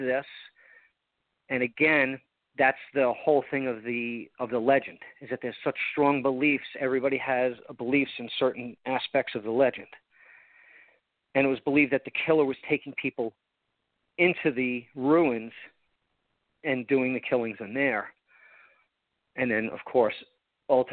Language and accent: English; Long Island, New York, United States; also born or lived in Port St. Lucie, Florida; now in Vero Beach, United States; I grew up on Long Island, so it reminds me a little New York